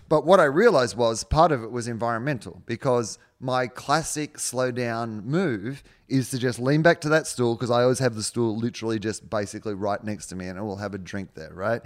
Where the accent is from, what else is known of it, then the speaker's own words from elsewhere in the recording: Australia; now in United States; I'm an Australian overseas